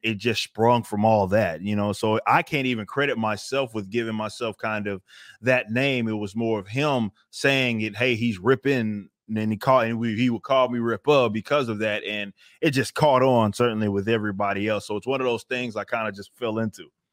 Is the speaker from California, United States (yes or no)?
no; Texas, United States; I'm, I'm from Texas